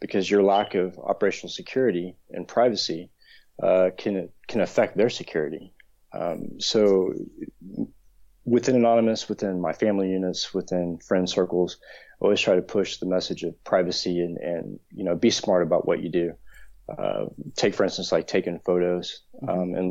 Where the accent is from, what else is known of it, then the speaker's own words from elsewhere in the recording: United States; now in London, United Kingdom; I'm originally from the States